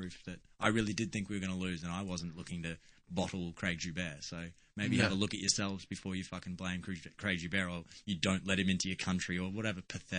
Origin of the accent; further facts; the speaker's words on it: Australia; I'm an Aussie